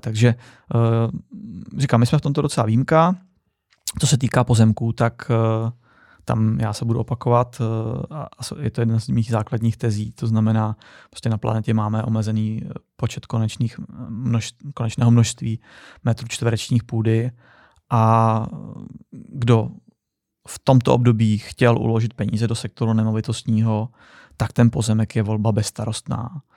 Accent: Czechia; My jsme jako Češi

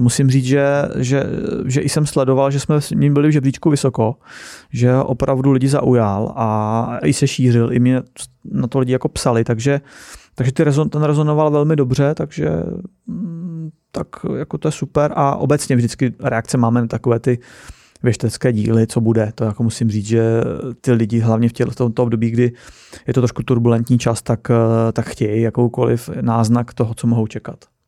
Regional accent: Czechia; jsem Čech

